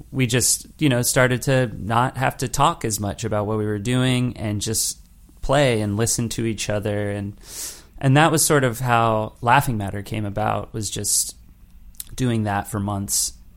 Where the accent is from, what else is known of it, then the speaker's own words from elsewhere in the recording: Los Angeles, California, United States; moved away as an adult; also born or lived in New York; me growing up in Los Angeles and, and, in Los Angeles County